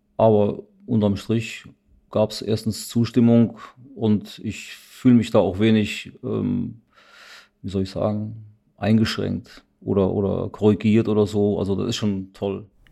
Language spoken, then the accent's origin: German; Siegen, North Rhine-Westphalia, Germany; meiner Heimatstadt Siegen